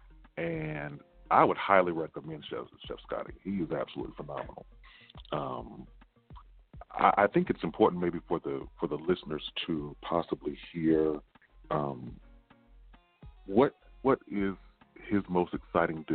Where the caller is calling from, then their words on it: Atlanta, Georgia, United States; I'm calling from Atlanta